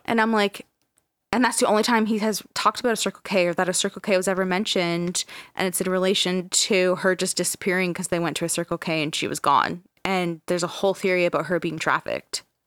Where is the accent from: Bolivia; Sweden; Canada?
Canada; we're Canadian